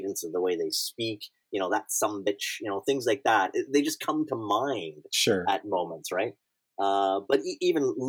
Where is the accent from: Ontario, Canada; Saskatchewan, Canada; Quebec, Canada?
Quebec, Canada; South Shore; now in Toronto, Canada; growing up in Saint-Mazé-le-Grand, which is the small town, the South Shore that I grew up in.